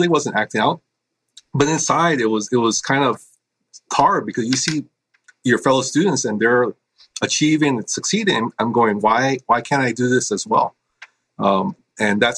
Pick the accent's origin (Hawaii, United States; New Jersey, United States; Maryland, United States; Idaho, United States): Hawaii, United States; I was born and raised in Hawaii. I grew up on the windward side of the island, which is the more rainy side.